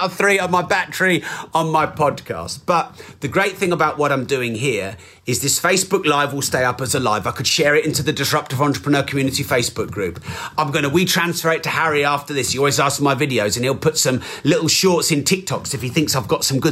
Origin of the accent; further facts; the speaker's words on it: England, United Kingdom; I'm very English